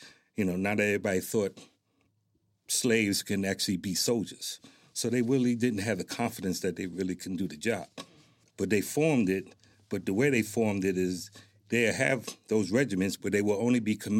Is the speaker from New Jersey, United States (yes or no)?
yes; Newark, New Jersey, United States; moved away as an adult; now in Lawton, United States; And that's where I was born and raised, and right out of high school is when I joined the military.